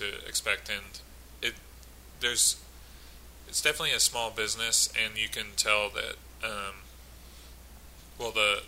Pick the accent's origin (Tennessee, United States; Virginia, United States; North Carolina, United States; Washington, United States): Virginia, United States; McLean; I'm from McLean, Virginia, which is about a 4 or 5 hour drive